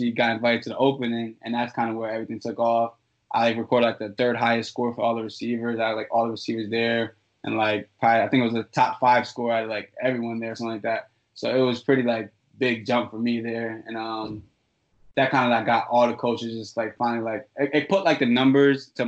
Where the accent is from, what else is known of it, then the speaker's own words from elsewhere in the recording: Danbury, Connecticut, United States; I was at my hometown school. I went to Danbury High.